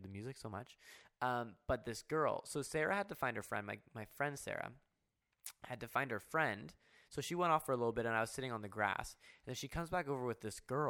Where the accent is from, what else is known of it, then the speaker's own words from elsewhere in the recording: Waterloo, Ontario, Canada; I'm from Waterloo